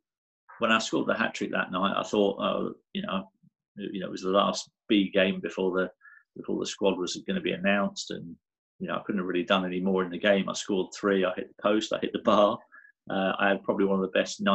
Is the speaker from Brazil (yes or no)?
no; Guernsey; I loved growing up in Guernsey.